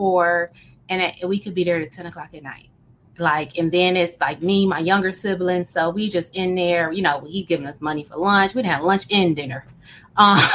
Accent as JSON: {"language": "English", "town": "Oak Park", "region": "Michigan", "country": "United States", "tie": "born or raised there", "said": "I grew up in a small city called Oak Park, Michigan"}